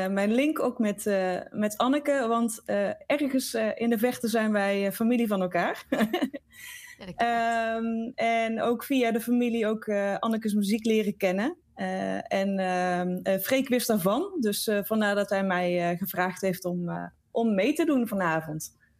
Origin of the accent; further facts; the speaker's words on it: Boxtel, North Brabant, Netherlands; Ik, eh, kom uit Bokstel